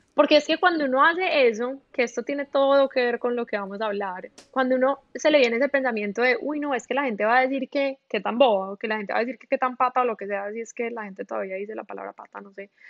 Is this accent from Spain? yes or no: no; Medellín, Antioquia, Colombia; accent: paisa; moved away as an adult; also born or lived in Bogotá, Colombia; now in Miami, United States; Yo nací en Medellín, em, viví en Medellín como hasta los cuatro años más o menos